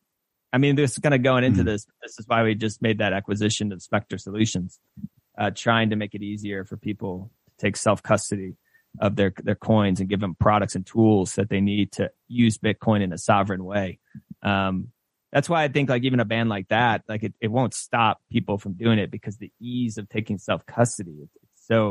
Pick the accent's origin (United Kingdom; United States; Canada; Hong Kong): United States